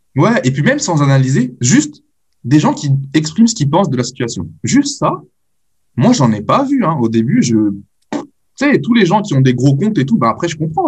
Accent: France; je suis né en France, j'ai grandi en France

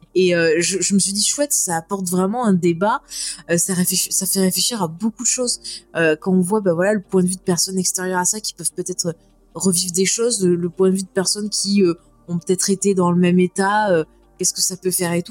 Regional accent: France; quand on est français

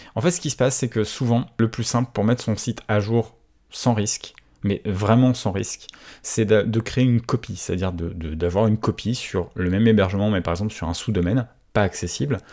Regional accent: France; je suis français

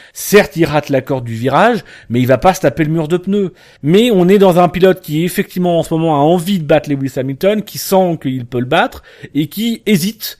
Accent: Normandy, France; nous on est originaire de Normandie

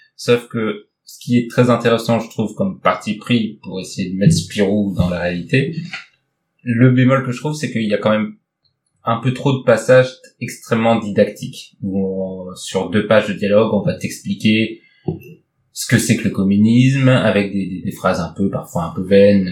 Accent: Nord, Hauts-de-France, France; je viens du Nord

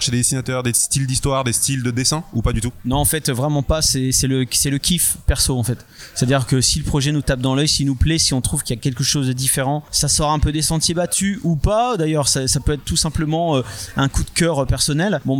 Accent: France; ben nous, on n'est pas un produit d'importation américain, tu vois, on est, on est, on est français.

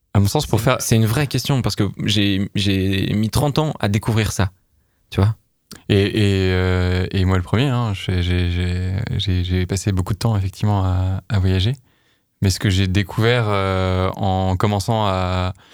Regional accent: France; On est français

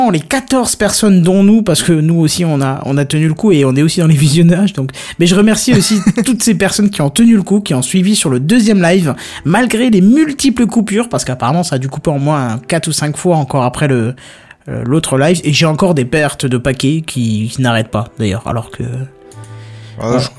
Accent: Belgium; Je suis belge hein, une fois.

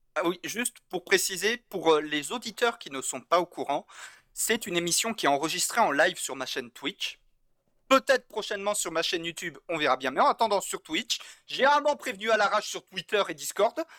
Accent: French Basque Country, Nouvelle-Aquitaine, France; moved away as an adult; je suis natif du Pays Basque

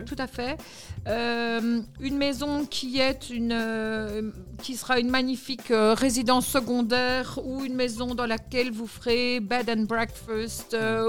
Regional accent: Belgium; En tant que Belge

